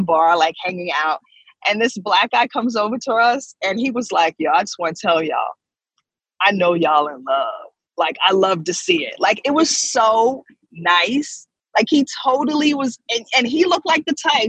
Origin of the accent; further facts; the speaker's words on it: New York, United States; I come from New York.